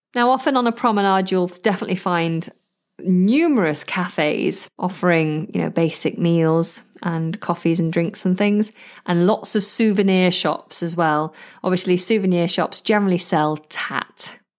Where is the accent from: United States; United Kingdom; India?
United Kingdom; the north of England; accent: northern; because I'm northern